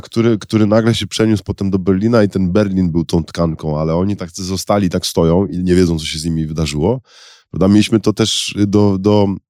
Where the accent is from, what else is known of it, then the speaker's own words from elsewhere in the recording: Szczecin, West Pomeranian Voivodeship, Poland; chociaż sama moja rodzina jest trochę z Wilna, trochę z Lwowa, to urodziłem się w Szczecinie